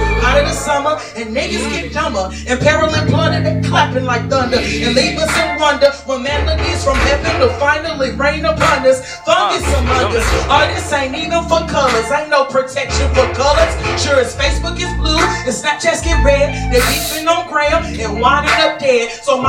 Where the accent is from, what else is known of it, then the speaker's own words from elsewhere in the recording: Durham, North Carolina, United States; I'm from Bull City, North Carolina.